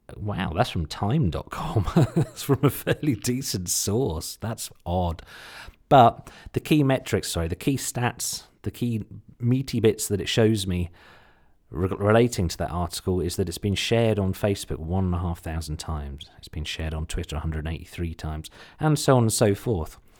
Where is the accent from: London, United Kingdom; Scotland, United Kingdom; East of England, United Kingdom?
East of England, United Kingdom; Suffolk; accent: slight Suffolk; my slight Suffolk accent or U K accent